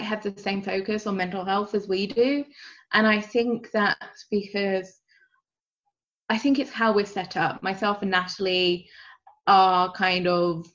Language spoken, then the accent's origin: English; United Kingdom; I'm British